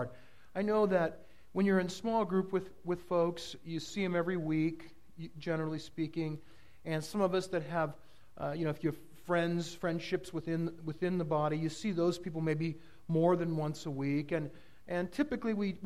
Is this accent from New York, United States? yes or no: no; Southern California, United States; now in Oregon, United States; I grew up in Southern California